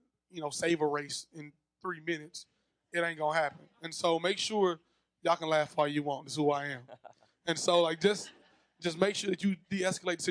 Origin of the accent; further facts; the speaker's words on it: Zachary, Louisiana, United States; when I grew up in Zachary, I'm the only black kid on the team.